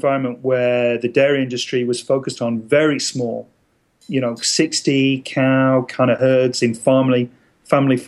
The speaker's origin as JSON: {"language": "English", "region": "England", "country": "United Kingdom", "tie": "born or raised there", "moved": "yes", "lives_now": "United States", "said": "Growing up in England, I grew up in a very rural environment"}